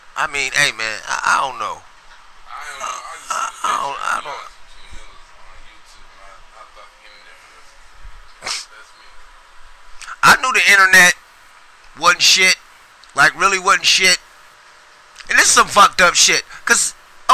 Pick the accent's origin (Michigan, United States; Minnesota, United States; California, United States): California, United States; Sacramento; I grew up in Oak Park